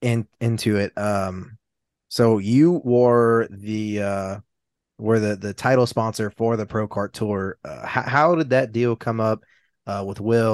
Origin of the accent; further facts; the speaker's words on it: Louisiana, United States; we're from Louisiana.